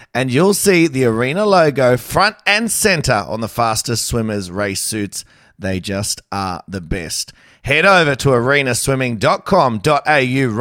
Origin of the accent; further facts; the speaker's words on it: Campbelltown, New South Wales, Australia; I grew up in Campbelltown